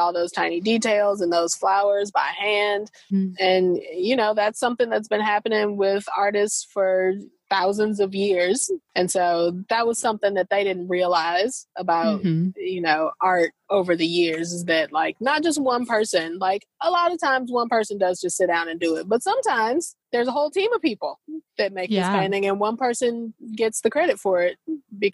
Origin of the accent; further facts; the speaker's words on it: St. Louis, Missouri, United States; moved away; also born or lived in American South; I'm from St. Louis